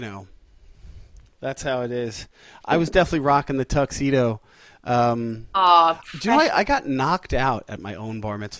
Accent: Long Island, New York, United States; I grew up on Long Island.

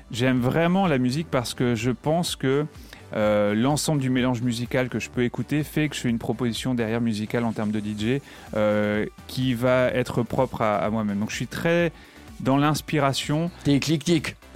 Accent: Reims, Grand Est, France; je suis natif de Reims. J'adore ma région. Je suis un peu chauvin.

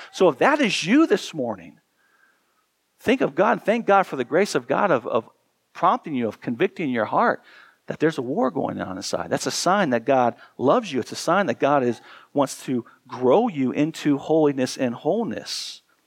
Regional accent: United States; as Americans

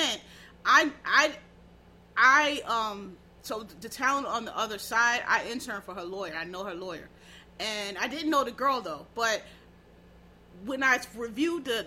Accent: Philadelphia, Pennsylvania, United States; I'm from Philly.

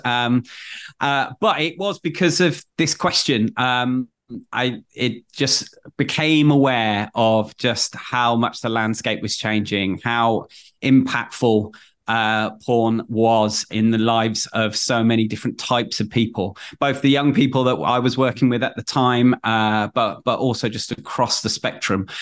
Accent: Manchester, North West England, United Kingdom; born and bred in Manchester

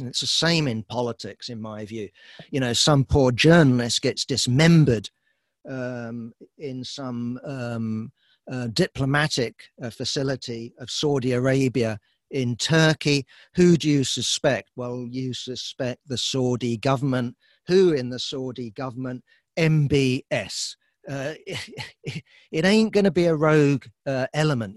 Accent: United Kingdom; I'm, I'm British

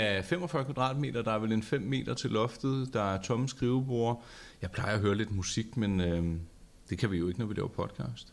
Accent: north of Copenhagen, Capital Region of Denmark, Denmark; jeg er vokset op herude, og man ja. taler jo om to ting herude. Der er ja. den ene og den anden side af Lyngbyvejen

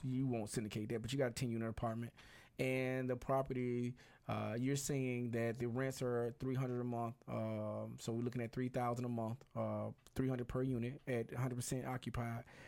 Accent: Birmingham, Alabama, United States; moved away; I'm originally from Birmingham, Alabama, which is about two, two hours and some change away.

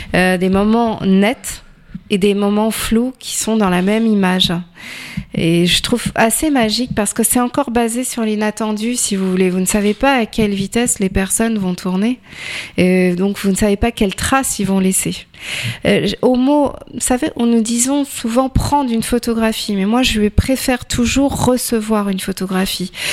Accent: Tours, Centre-Val de Loire, France; je suis tourangelle de souche et férue de patrimoine

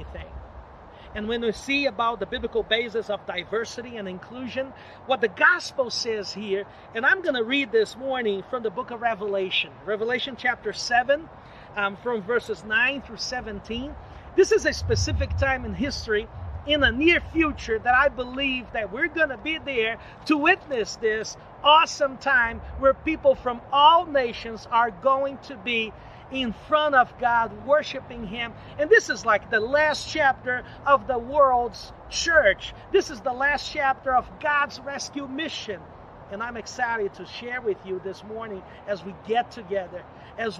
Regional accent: Brazil; moved away as an adult; also born or lived in Connecticut / Boston; now in United States; I was born and raised in Brazil

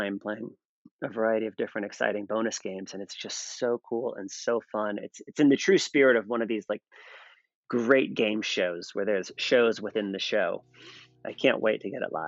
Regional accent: United States; I'm American

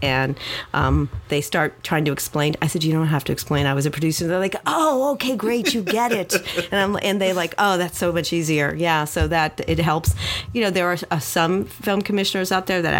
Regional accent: Miami, Florida, United States; also born or lived in New York / Los Angeles / Louisiana; born and raised here in Miami, Southwest High School

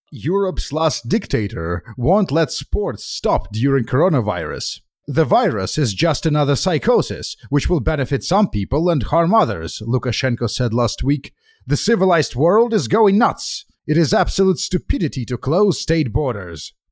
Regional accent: Moscow, Russia; moved away; I grew up in Moscow. I grew up during the '90s

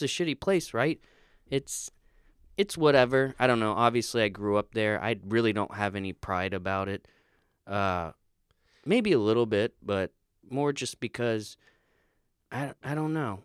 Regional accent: Florida, United States; being from Florida

